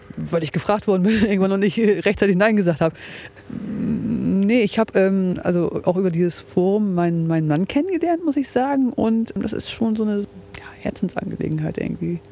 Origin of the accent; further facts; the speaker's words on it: Bremerhaven, Bremen, Germany; now in Bremen, Germany; ich komme ursprünglich aus Bremerhaven, wohne aber jetzt mittlerweile in Bremen-Asten